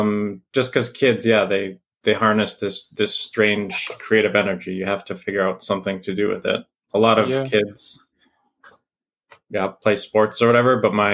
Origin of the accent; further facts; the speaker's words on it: Canada; like as a Canadian, I've spent a good amount of my formative years in America